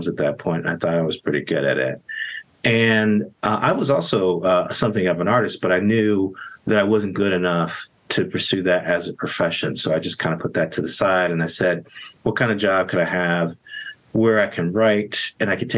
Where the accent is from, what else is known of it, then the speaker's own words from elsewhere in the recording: Gary, Indiana, United States; I grew up in Gary, Indiana